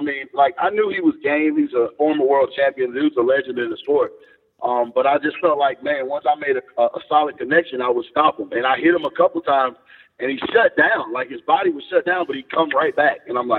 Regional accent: Homewood, Alabama, United States; Birmingham, Homewood, Alabama.

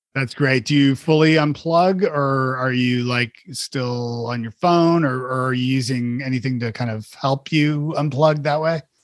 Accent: Toronto, Ontario, Canada; moved away; I'm from Toronto originally

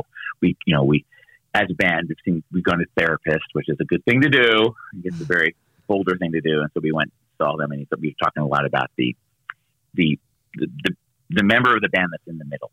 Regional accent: Baltimore, Maryland, United States; moved away as an adult; now in Boulder, United States; I grew up in Baltimore. From Baltimore and then moving out here

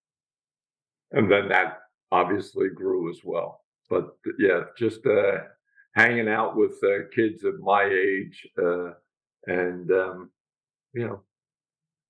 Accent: Philadelphia, Pennsylvania, United States; also born or lived in Feasterville, Bucks County, Pennsylvania; I grew up in Northeast Philadelphia, and until the age of 9, and then we moved to Feasterville, Bucks

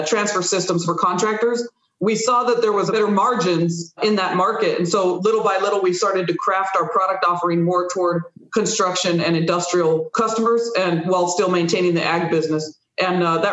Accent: Imperial Valley, California, United States; moved away; also born or lived in Yuma, Arizona; I'm originally from the Imperial Valley, California's Imperial Valley, or what we lovingly refer to as the Desert Southwest.

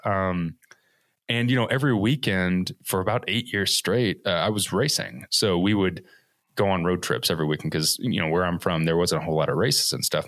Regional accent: Evansville, Indiana, United States; originally, I am from Evansville, Indiana, which is like the second largest, I guess, metropolitan city in Indiana, which isn't saying much. Um, so born and raised in the Midwest my whole life

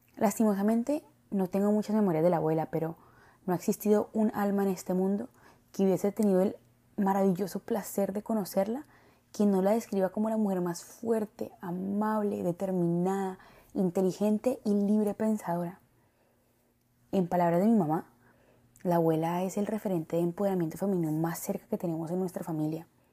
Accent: Colombia; nací en Latinoamérica

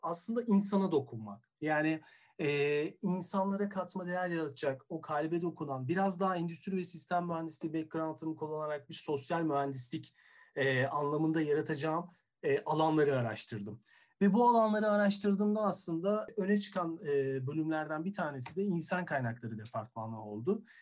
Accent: Istanbul, Turkey; Doğma büyüme İstanbul'u olduğum için.

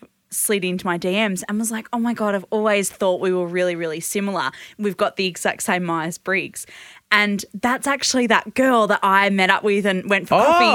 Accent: Perth, Western Australia, Australia; moved away; Well, I'm from Perth. Not only have I spent time in Perth, I lived there for 20 years.

